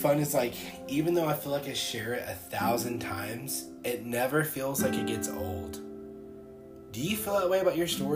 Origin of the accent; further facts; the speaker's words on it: Columbus, Georgia, United States; I grew up in the Bible Belt. Like, you know, Columbus, Georgia is the Bible Belt of truth